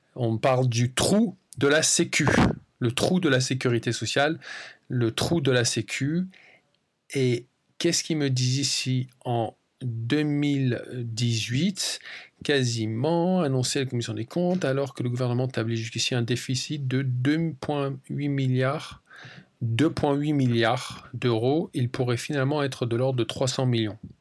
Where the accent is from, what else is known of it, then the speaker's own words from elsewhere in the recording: France; moved away as an adult; also born or lived in United States; now in England, United Kingdom; Pour ma part, j'ai grandi en France, mais j'ai également déménagé et j'ai vécu aux États-Unis pendant à peu près 8 ou 9 ans. Et maintenant, cela fait à peu près trois ans que j'habite en Angleterre